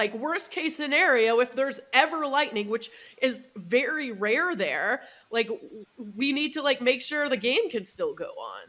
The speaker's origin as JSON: {"language": "English", "town": "Seattle", "region": "Washington", "country": "United States", "tie": "born or raised there", "said": "because we grew up in Seattle in the Pacific Northwest"}